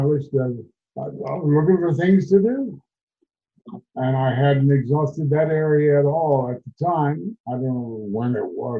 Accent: Kansas City, Kansas, United States; moved away; I come from the West Bottoms of Kansas City, Kansas

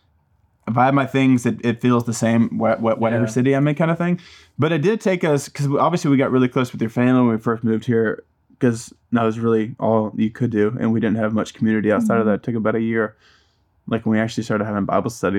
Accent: Niceville, Florida, United States; moved away as an adult; also born or lived in Destin, Florida / Auburn, Alabama; now in Monroe, United States; when I was young, I actually moved from Niceville to Destin, back to Niceville. And then I moved from Niceville to Auburn.

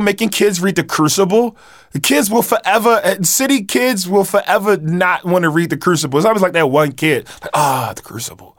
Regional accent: Baltimore, Maryland, United States; I'm from East Baltimore

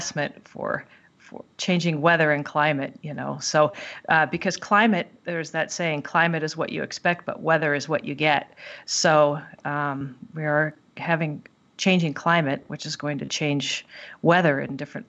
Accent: Southern California, United States; also born or lived in Tahoe area; now in Lake Tahoe, United States; I grew up in Southern California

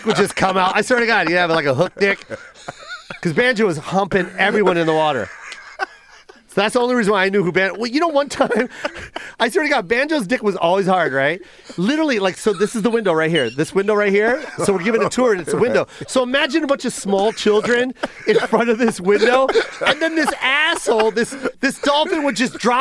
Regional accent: Las Vegas, Nevada, United States; I'm from Vegas and I worked at the Mirage

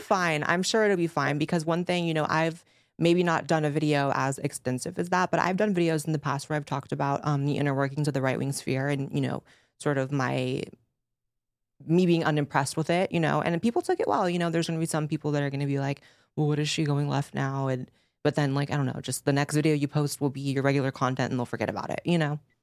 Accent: California, United States; I grew up in California, I grew up with lefties

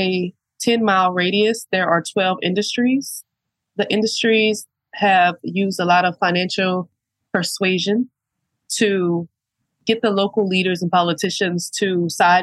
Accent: St. James Parish, Louisiana, United States; I was born and raised in St. James

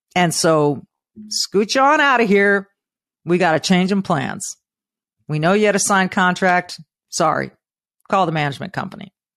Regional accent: California, United States; moved away; I'm from California. I used to be so proud of being from California

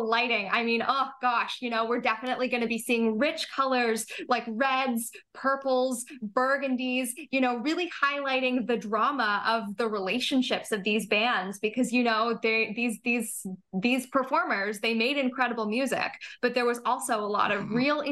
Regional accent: Toronto, Ontario, Canada; I grew up here in Toronto

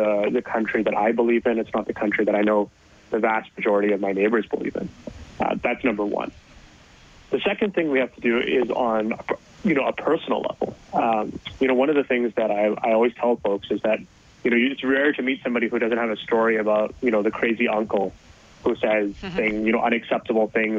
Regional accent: Edmonton, Alberta, Canada; born and raised in Edmonton

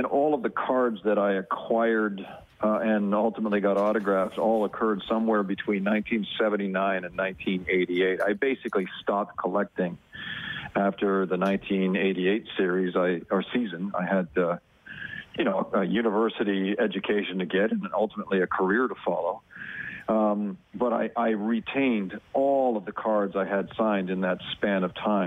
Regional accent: Oakville, Ontario, Canada; my hometown in Oakville, Ontario

